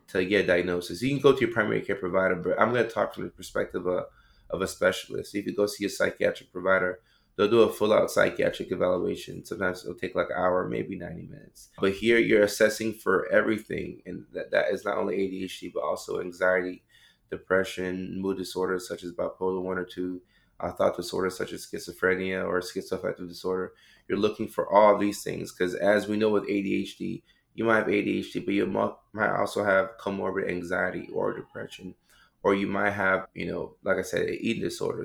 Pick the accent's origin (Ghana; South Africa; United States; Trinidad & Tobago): Ghana; I come from Ghana, West Africa